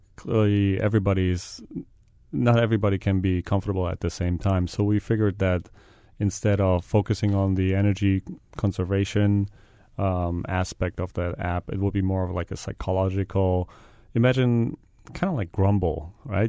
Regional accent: Germany; moved away as an adult; now in Hawaii, United States; I'm from Germany.

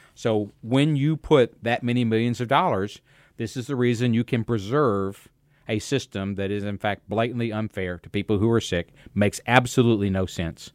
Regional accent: United States; I grew up in America

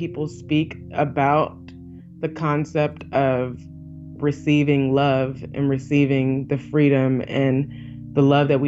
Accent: Illinois, United States; also born or lived in Alabama; after my mother passed away, I moved from Alabama to Illinois, and that's where I was raised in like my formative younger years

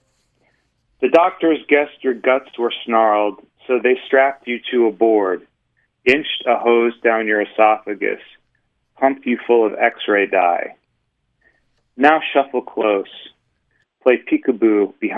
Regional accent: Michigan, United States; now in Utah, United States; I grew up in Michigan, more or less

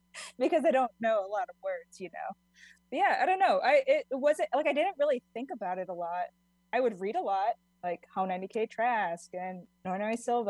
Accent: Hawaii, United States; moved away as an adult; now in Portland, United States; I'm Native Hawaiian

